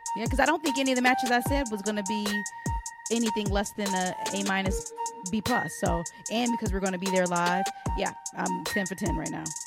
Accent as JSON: {"language": "English", "town": "Detroit", "region": "Michigan", "country": "United States", "tie": "born or raised there", "said": "But I'm happy to see my hometown"}